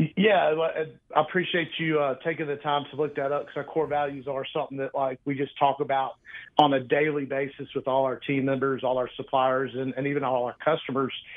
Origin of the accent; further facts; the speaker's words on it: Mobile, Alabama, United States; moved away as an adult; now in Birmingham, United States; I was born and raised in Mobile, uh, you know, down right on the central Gulf Coast